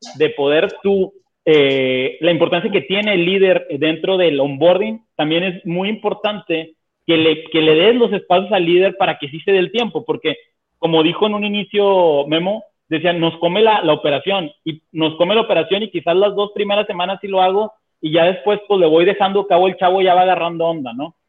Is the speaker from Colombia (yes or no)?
no; Monterrey, Nuevo León, Mexico; todos somos de Monterrey